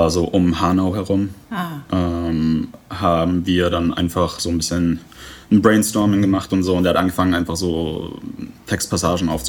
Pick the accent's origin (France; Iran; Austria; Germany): Iran; born there; also born or lived in England; ich bin nur im Iran geboren, weil wir ähm, in England noch keine Aufenthaltsgenehmigung hatten und immer wieder zurück mussten.